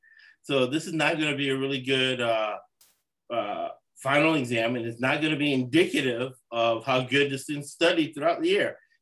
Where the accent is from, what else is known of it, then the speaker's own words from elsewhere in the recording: Los Angeles, California, United States; born there; also born or lived in Florida / Boston / New York City / Austin, Texas; I was born in Los Angeles, lived 20 years in Florida, very different experience.